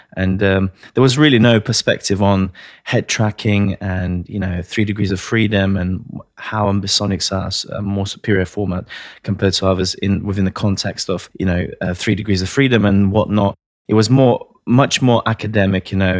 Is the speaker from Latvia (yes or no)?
yes; Latvia; moved away; I'm originally from Latvia, one of the Baltic states